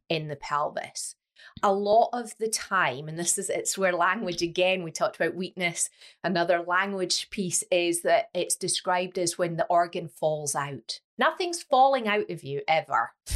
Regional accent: Scotland, United Kingdom; now in Leeds, United Kingdom; I am Scottish

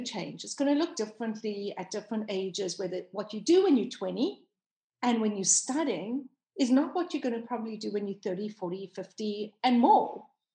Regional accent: South Africa; moved away as an adult; now in United States; I am South African. Born and raised, and I only came to live in America 5 years ago

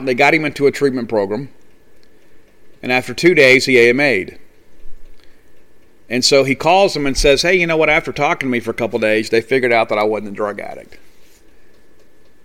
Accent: South Mississippi, United States; I'm from South Mississippi

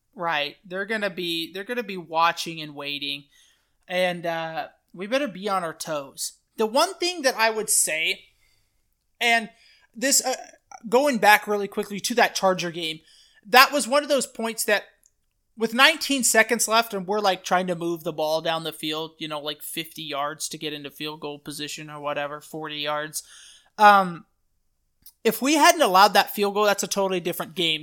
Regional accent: United States; I'm an American

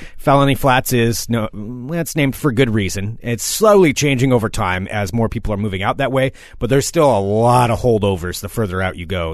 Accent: the Northwest, Pacific Northwest, United States; now in Portland, United States; I grew up in the Northwest, too

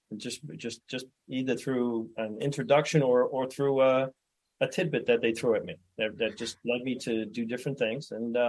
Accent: New York City, New York, United States; moved away as an adult; now in New Hampshire, United States; I was born and raised in Brooklyn and single mom, four kids.

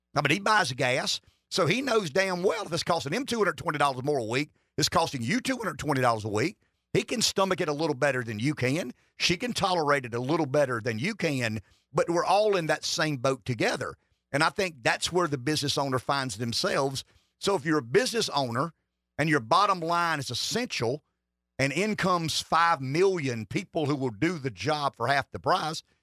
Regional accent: South Carolina, United States; I'm from South Carolina.

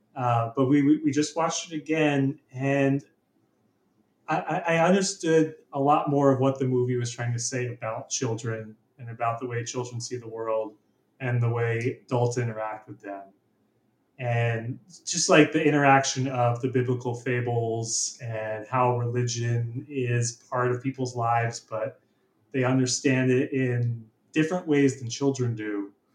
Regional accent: Philadelphia, Pennsylvania, United States; also born or lived in San Francisco; now in British Columbia, Canada; I'm from Philadelphia, Pennsylvania

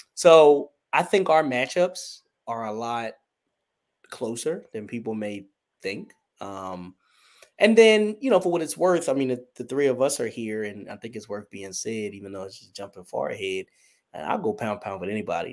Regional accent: Wilmington, Delaware, United States; I'm from the great First State, our president's home. I'm from Wilmington, Delaware

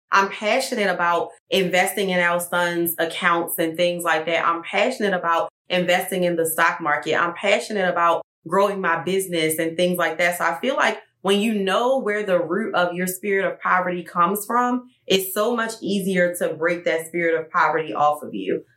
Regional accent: Baltimore, Maryland, United States; moved away; Even though I'm from Baltimore

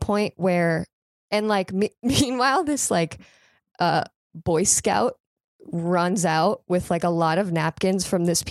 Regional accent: near Palm Beach, South Florida, United States; moved away; I'm originally from South Florida

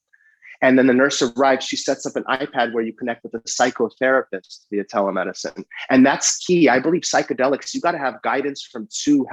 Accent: San Francisco, California, United States; I was born and raised in San Francisco

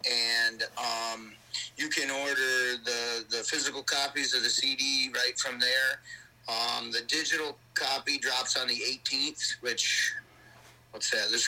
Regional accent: Versailles, New York, United States; we're from New York

